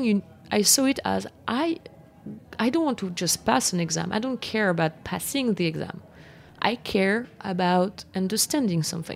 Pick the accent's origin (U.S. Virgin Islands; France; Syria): France; English is a second language; moved away as an adult; now in New York, United States; I arrived here and I was like, well, I'm from France.